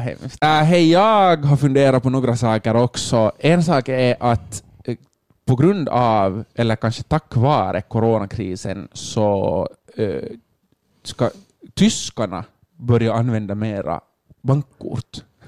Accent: Finland; vi som finländare

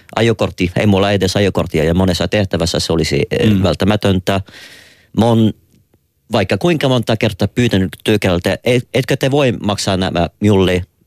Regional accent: Quebec, Canada; Finnish is a second language; now in Finland; mä oonkin Quebecista, joka on vielä jääkiekko painotteisempi kuin muu Kanada.

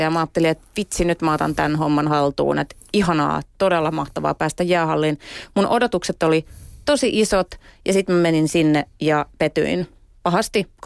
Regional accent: Imatra, South Karelia, Finland; now in Helsinki, Finland; Mä oon siis ollut lapsena teini-iässä Imatralla.

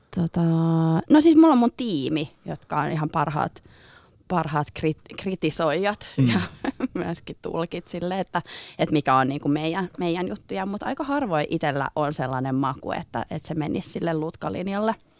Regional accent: Helsinki, Uusimaa, Finland; mä oon helsinkiläinen kenkäsuunnittelija

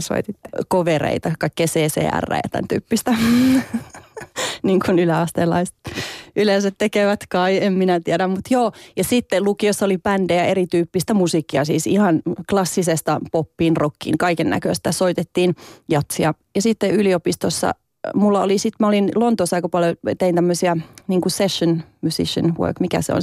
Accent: Savonlinna, South Savo, Finland; also born or lived in Vaasa; mä olin synnyin Vaasassa ja asuin siellä ensimmäistä viisi vuotta, jonka jälkeen muutettiin isän työn perässä Savonlinnaan

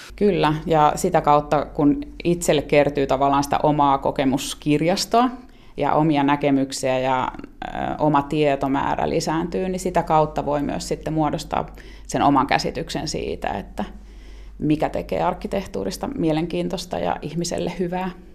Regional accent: Finland; mekin ollaan Suomesta

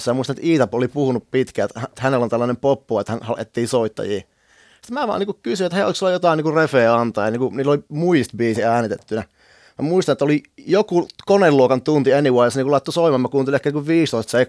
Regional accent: Kuopio, North Savo, Finland; now in Helsinki, Finland; mä muutin Kuopiosta Helsinkiin opiskelemaan Metropolian kulttuurituolta

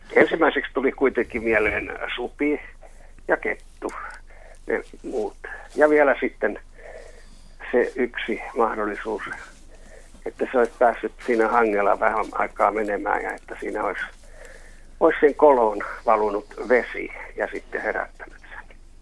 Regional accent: Helsinki, Uusimaa, Finland; also born or lived in Karjalohja; olen helsinkiläinen

